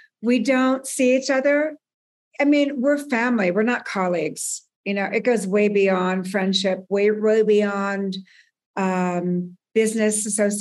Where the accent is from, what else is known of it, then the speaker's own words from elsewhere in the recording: Burbank, California, United States; I grew up in Southern California